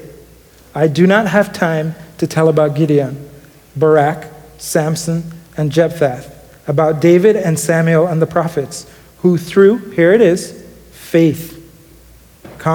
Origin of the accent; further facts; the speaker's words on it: Jamaica; moved away; growing up in Jamaica